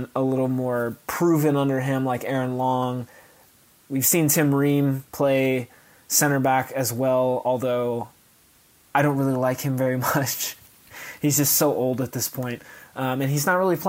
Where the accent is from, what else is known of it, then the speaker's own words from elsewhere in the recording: United States; as an American